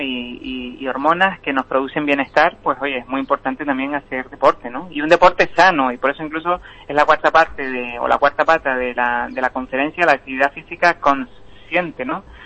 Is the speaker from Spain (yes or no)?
yes; Teror, Canary Islands, Spain; yo le tengo un cariño muy especial a Terror, ¿no? Porque es donde pasé mi infancia y mi, y mi adolescencia.